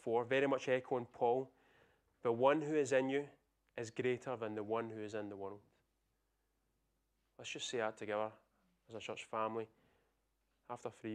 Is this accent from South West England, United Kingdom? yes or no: no; Scotland, United Kingdom; I'm Scottish